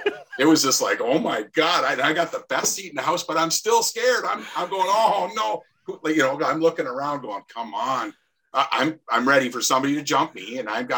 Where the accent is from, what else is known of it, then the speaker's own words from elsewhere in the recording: Welland, Ontario, Canada; I grew up in Welland